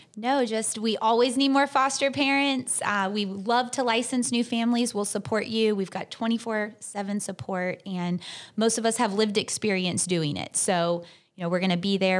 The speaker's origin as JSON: {"language": "English", "town": "Tallahassee", "region": "Florida", "country": "United States", "tie": "born or raised there", "said": "I'm from Tallahassee. I've lived here my whole life"}